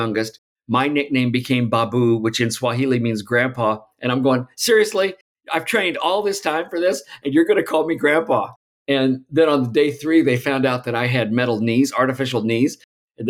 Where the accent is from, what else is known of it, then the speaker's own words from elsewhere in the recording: Alton, Illinois, United States; I grew up outside of St. Louis from Alton, Illinois.